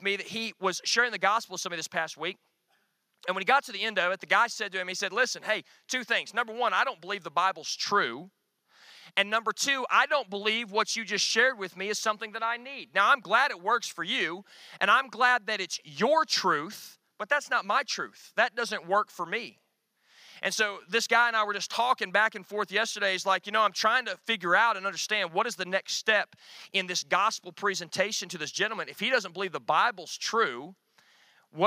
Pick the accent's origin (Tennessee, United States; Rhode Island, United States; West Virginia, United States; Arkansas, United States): Arkansas, United States; Northwest; I grew up in Northwest Arkansas